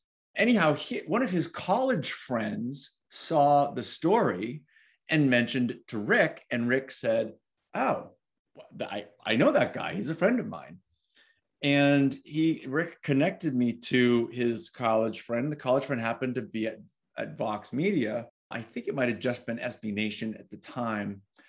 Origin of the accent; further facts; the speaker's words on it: Cape Cod, Massachusetts, United States; I grew up on Cape Cod in a rural area